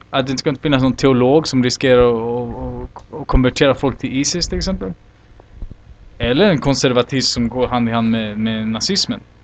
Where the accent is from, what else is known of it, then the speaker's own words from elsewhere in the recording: Olofström, Blekinge, Sweden; now in Santiago, Chile; Jag växte upp i Olofström, eller Blekinge några år.